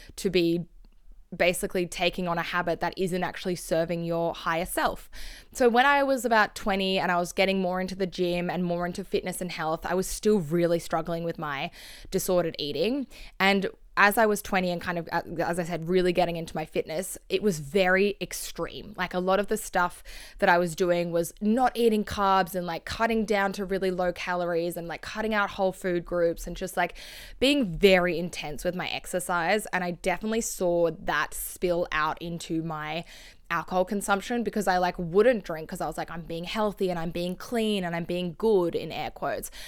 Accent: Sydney, New South Wales, Australia; where I grew up in Sydney

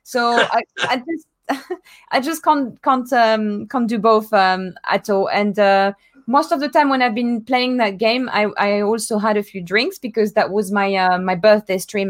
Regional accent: France; moved away; my hometown in France.

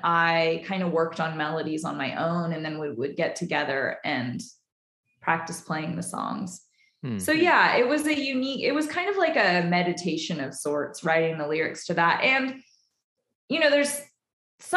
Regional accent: Nevada City, California, United States; moved away; also born or lived in Portland; We're both from Nevada City, California

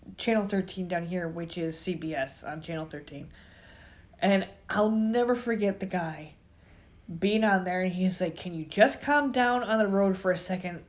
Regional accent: New York, United States; moved away; I'm from New York

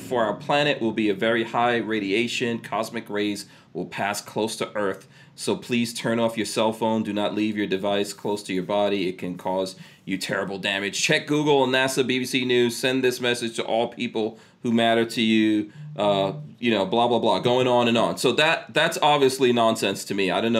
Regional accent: Far Rockaway, New York, United States; now in Florida, United States; I live in Florida now. Shout out. I grew up in hip-hop. I grew up in Far Rockaway in New York. I came to live in America in the early 80s, so I kind of grew up in that.

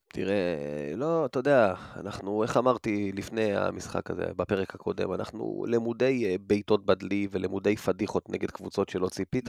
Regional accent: Rishon LeZion, Central District, Israel; גדלתי בראשון

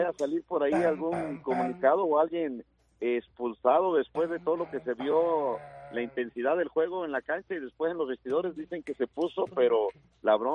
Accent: Mexico; now in Alabama, United States

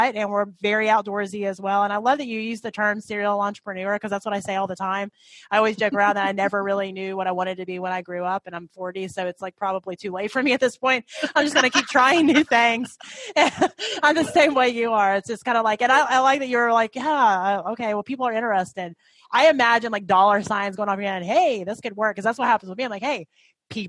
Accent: Tennessee, United States; now in Ohio, United States; I grew up in Tennessee

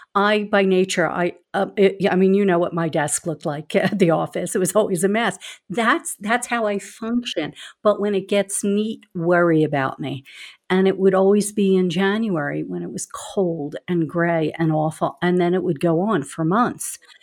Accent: Philadelphia, Pennsylvania, United States; accent: Philly; also born or lived in California; I grew up in Philadelphia, so I, too, am a city person

